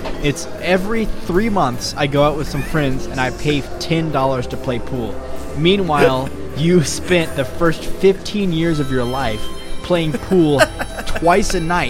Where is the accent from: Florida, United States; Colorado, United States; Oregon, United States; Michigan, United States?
Michigan, United States; I used to love playing pool with my uncle every day of my life when I was growing up in Michigan.